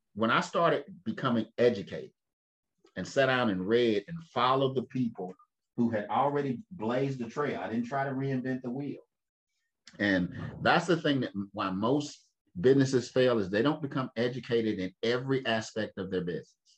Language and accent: English; Winston-Salem, North Carolina, United States; my mother's father he started the first black insurance company in my hometown. I live in Winston Salem